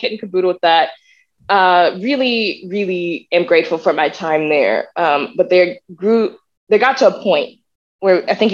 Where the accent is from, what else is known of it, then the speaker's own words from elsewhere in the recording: the South, United States; I think growing up in the South taught me to see those things first.